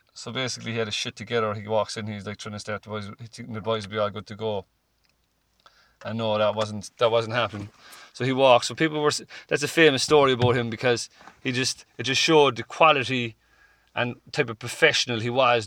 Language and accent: English; Cork, Munster, Ireland; growing up in Cork, which is you know all my life